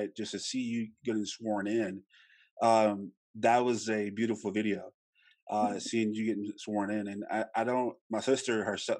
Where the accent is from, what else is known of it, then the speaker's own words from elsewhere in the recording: Louisiana, United States; I'm from Louisiana and we don't have many Latino culture in Louisiana